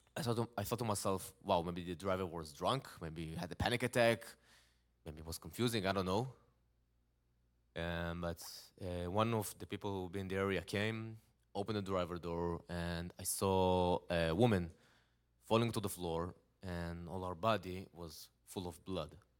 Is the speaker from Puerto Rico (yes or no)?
no; Israel; English is a second language; I'm from Israel. I'm living in a nice town. It's called Netanya.